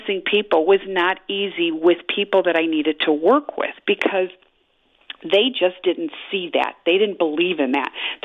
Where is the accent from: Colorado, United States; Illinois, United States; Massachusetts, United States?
Illinois, United States; Chicago; I was raised in Chicago my whole life